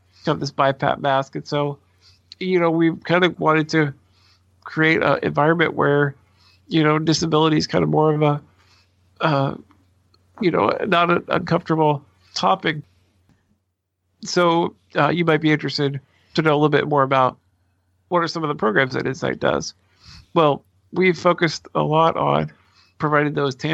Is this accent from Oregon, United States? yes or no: yes; Portland, Oregon, United States; I'm a native Oregonian, fourth, fifth generation, something like that, born and raised in the Portland area